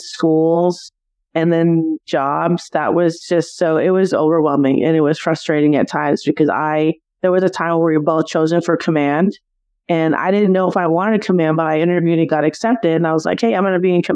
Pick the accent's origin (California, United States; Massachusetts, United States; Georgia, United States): California, United States; Simi Valley; moved away; also born or lived in Arizona; I actually grew up in California, in Southern California, in what was a small city back then of Simi Valley